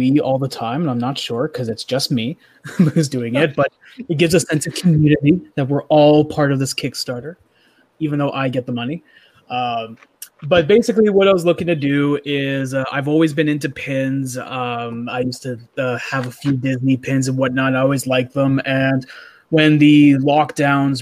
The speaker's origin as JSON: {"language": "English", "country": "Canada", "said": "I'm a Canadian"}